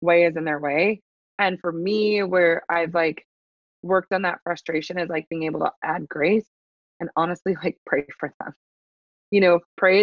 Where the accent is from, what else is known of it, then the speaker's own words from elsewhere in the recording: Nebraska, United States; born and raised in Nebraska.